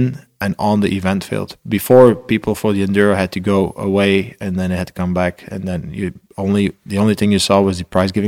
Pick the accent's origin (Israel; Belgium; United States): Belgium; I'm from Belgium